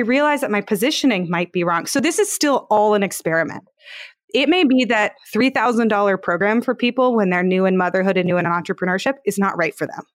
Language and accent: English; Palo Alto, California, United States; I used to work at startups and I'm from Palo Alto